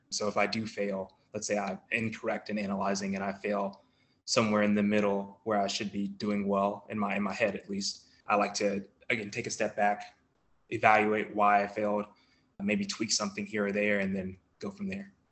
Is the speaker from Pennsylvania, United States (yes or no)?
no; Collinsville, Virginia, United States; I'm from Collinsville, Virginia. It's a really small town in Virginia